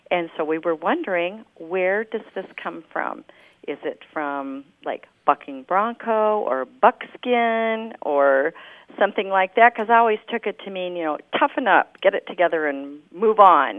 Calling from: Cardiff by the Sea, California, United States; Hello, this is …. I'm calling from Cardiff by the Sea, California.

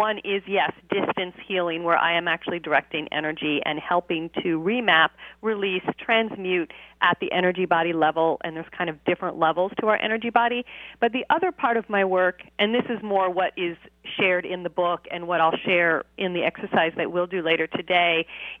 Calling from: California, United States; I am just south of Los Angeles.

